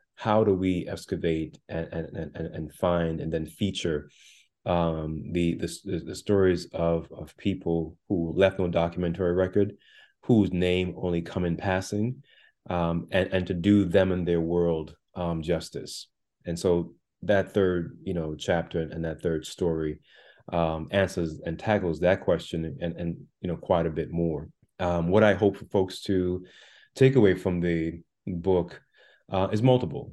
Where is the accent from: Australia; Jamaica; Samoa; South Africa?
Jamaica; also born or lived in Brooklyn, New York; now in United States; I was born in the island of Jamaica